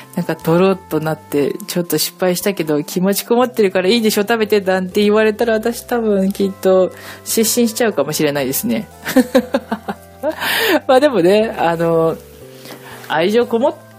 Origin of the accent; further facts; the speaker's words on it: Hokkaido, Japan; now in Kanagawa, Japan; 私は北海道出身なんですけれども